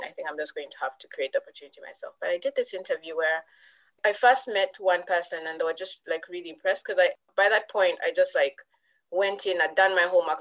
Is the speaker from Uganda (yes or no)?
yes; Uganda; moved away as an adult; now in United Kingdom; I was from Uganda